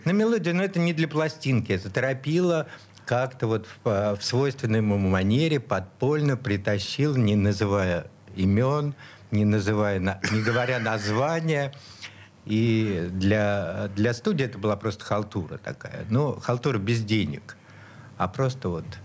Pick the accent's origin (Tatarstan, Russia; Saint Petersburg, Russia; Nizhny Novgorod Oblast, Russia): Saint Petersburg, Russia; Я вот, вот здесь и родился, прямо на Петроградской, в Санкт-Петербурге